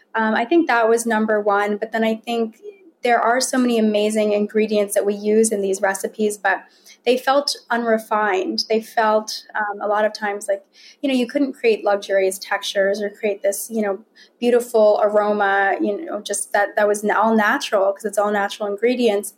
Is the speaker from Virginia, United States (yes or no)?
yes; Virginia, United States; although I was born in Virginia, raised in Virginia